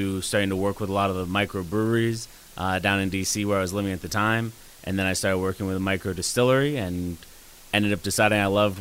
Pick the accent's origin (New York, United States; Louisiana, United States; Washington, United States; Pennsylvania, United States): New York, United States; Western; moved back to my hometown up here in Western New York